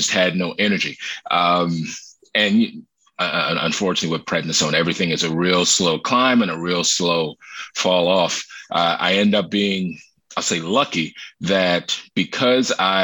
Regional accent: Maryland, United States; moved away as an adult; now in New York City, United States; I grew up in Maryland and lived in Maryland up until 2019

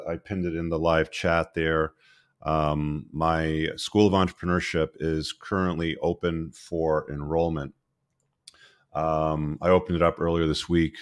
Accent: Canada; my home country of Canada

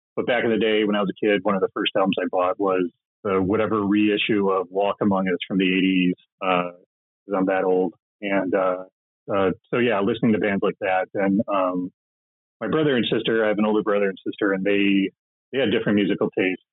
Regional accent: Midwest, United States; also born or lived in Minneapolis / Los Angeles; now in Columbus, Ohio, United States; I, I grew up in the Midwest

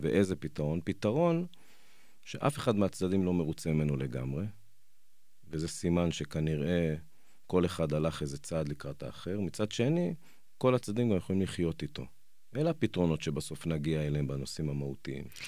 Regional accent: Jerusalem, Jerusalem District, Israel; אני ירושלמי, יש לי חמישה ילדים

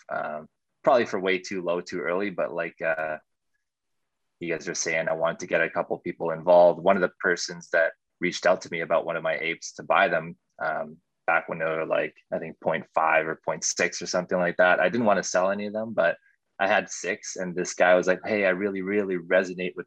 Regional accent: Winnipeg, Manitoba, Canada; I'm also from Canada, Winnipeg

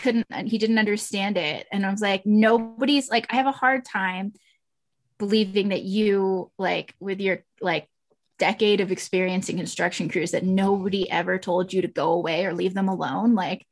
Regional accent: Houston, Texas, United States; I grew up in Houston and I always really identified more with Latin American and Mexican art growing up because that's the sort of hair I have.

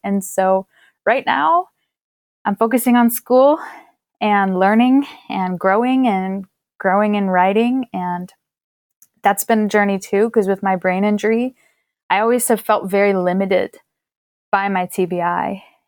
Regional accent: Pennsylvania, United States; my home state of Pennsylvania

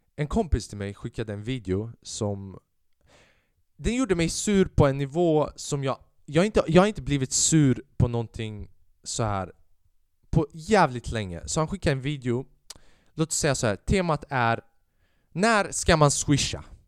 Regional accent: Sweden; jag är född i Sverige. Jag är alban, men jag har också den svenska kulturen

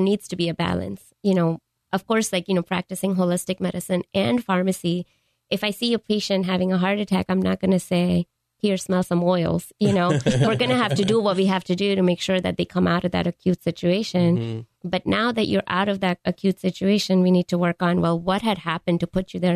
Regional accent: Mumbai, Maharashtra, India; moved away; I grew up in India, in Mumbai

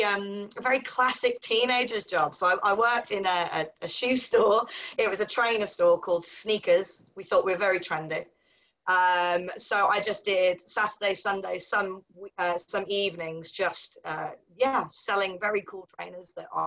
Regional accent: Cardiff, Wales, United Kingdom; So I'm actually a Welsh girl, which I don't think you would know from the accent. I don't have the accent anymore. So I grew up in Cardiff, in a little village called Whitchurch, or Reglwys Newydd, as we would say in Welsh.

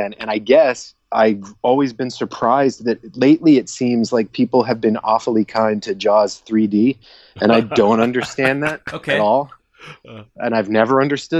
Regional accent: Georgia, United States; I grew up in Georgia

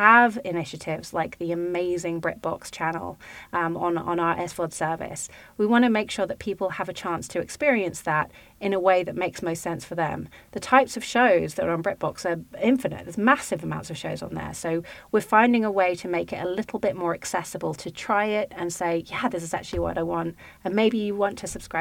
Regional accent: United Kingdom; accent: British; now in United States; me to be outnumbered as a British accent person

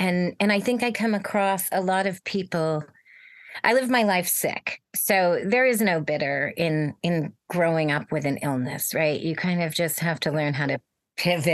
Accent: Bay Area, Silicon Valley, California, United States; I grew up in the Bay Area in Silicon Valley

